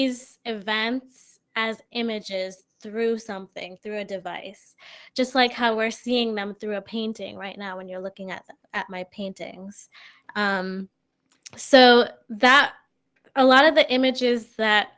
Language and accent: English; New Jersey, United States; also born or lived in Brooklyn, New York / Massachusetts; now in Springfield, United States; I'm originally from New Jersey. So I before coming to Massachusetts, I was living in Brooklyn